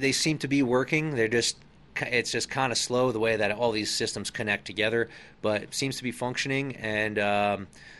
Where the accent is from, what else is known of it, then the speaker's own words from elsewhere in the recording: Hudson River Valley, East Coast, New York, United States; moved away; growing up on the East Coast in that area, there's a lot of history. My dad and I used to go hit some of these small Civil War, Revolutionary War, little historical sites and museums all up and down the Hudson River Valley